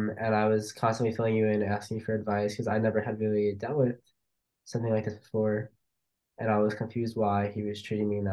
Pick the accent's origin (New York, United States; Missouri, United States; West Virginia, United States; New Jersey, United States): New York, United States; Long Island; moved away as an adult; now in Miami, United States; growing up on Long Island, there is not a lot of cultural or ethnic diversity really